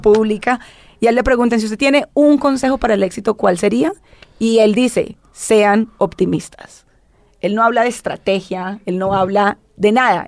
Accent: Colombia; yo vengo de Colombia, que es una de las regiones con mucha disparidad social

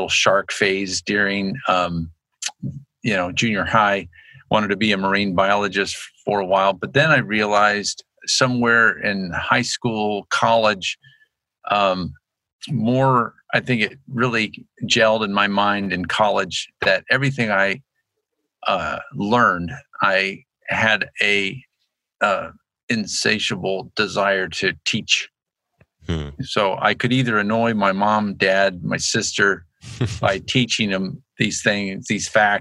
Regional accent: Annapolis, Maryland, United States; moved away as an adult; also born or lived in Virginia; now in Moscow, United States; when I was growing up in Annapolis, Maryland

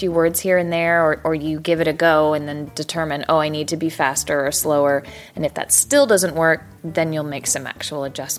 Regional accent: Dallas, Texas, United States; I'm a voice actress for anime dubs. I'm from Dallas, Texas.

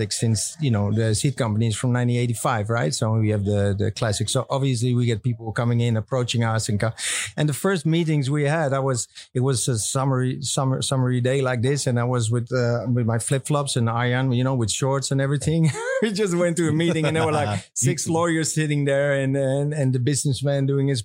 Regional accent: Amsterdam, North Holland, Netherlands; also born or lived in United States; I grew up in Amsterdam. I was actually born here around the corner of this place on this canal

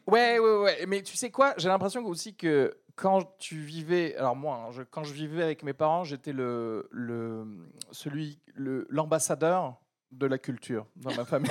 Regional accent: France; also born or lived in Algeria; je suis né en Algérie, de parents nés en Algérie, de grands-parents nés. Tu peux remonter comme ça jusqu'à Moufassa. D'accord Si on me fait le test ADN, euh, vous savez quels sont vos ancêtres et tout ça, bon, on va me dire, monsieur, vous êtes 100% de l'huile d'olive. D'accord Et euh, je suis arrivé en France avec ma famille euh, quand j'avais 9 ans

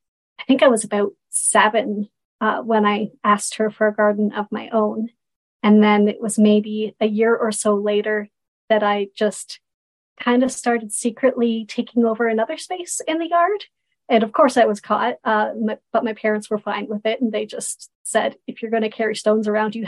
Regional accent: North Bay, Ontario, Canada; also born or lived in Toronto, Canada; now in Parry Sound area, Canada; I grew up mostly in North Bay, where it was a little bit colder

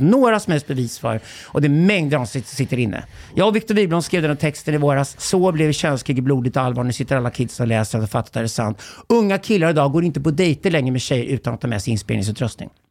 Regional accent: Sweden; som svensk man

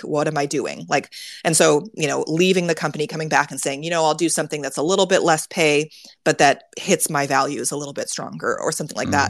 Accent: Silicon Valley, California, United States; I grew up in Silicon Valley

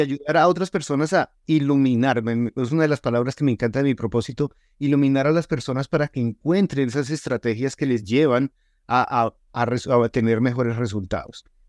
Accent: Colombia; now in Utah, United States; yo soy colombiano

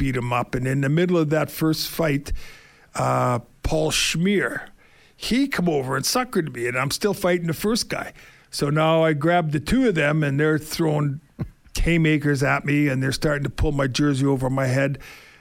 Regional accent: Winnipeg, Manitoba, Canada; moved away; I'm from Winnipeg

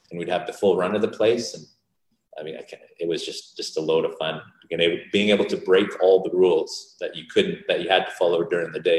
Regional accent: Vancouver, British Columbia, Canada; born there; I was born in Vancouver, BC.

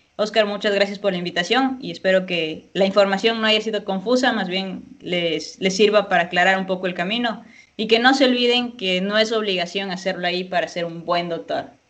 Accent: Ecuador; moved away; yo soy de Ecuador

